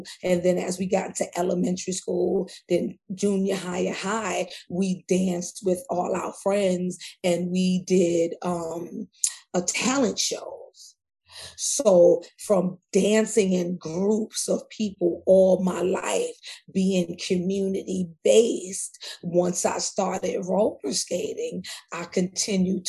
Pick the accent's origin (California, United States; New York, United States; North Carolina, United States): New York, United States; New York City; I'm born and raised in Queens, South Jamaica, Queens.